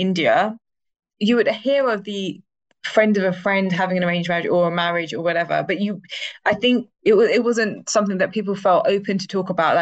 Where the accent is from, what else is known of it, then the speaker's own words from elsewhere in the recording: London, United Kingdom; I loved East London so, so much. Like it was a very diverse area